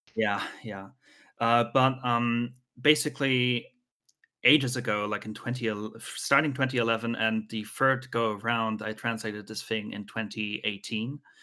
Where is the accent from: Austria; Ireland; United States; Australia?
Austria; I'm from Austria